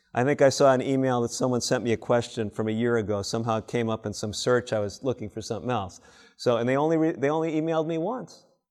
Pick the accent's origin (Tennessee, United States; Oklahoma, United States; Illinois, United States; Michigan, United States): Illinois, United States; Chicago; when I was growing up in Chicago